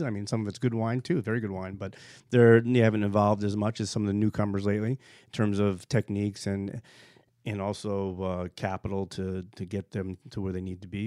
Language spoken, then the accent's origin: English; East Coast, United States; also born or lived in Burgundy, France / Virginia; I grew up in, in the East Coast